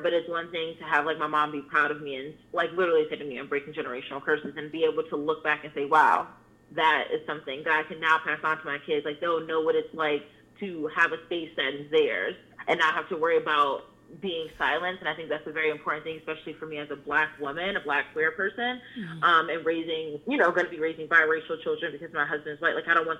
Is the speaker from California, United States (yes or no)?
no; New Jersey, United States; also born or lived in Pennsylvania; like I said, I'm from New Jersey and Pennsylvania, where it's both illegal for you to not rent to people based off their identity.